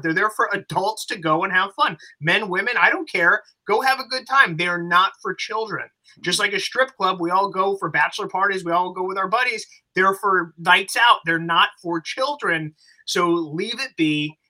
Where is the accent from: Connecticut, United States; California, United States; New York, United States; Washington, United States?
California, United States; Los Angeles; I come from Los Angeles.